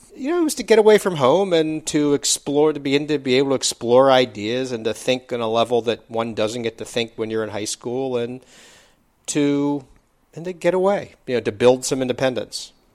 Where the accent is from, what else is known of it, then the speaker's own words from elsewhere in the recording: East Coast, United States; moved away as an adult; also born or lived in Bay Area, California; I grew up on the East Coast